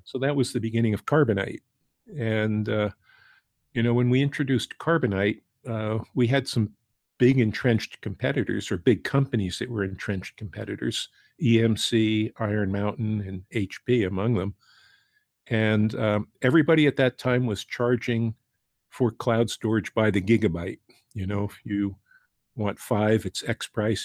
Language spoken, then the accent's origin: English; New Rochelle, New York, United States; I grew up in New Rochelle, which is a suburb of New York, right outside New York